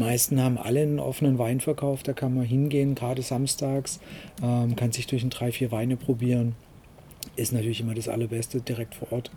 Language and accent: German; Waldstein, Baden-Württemberg, Germany; aus dem Heimatort, wo ich herkomme, aus Waldstein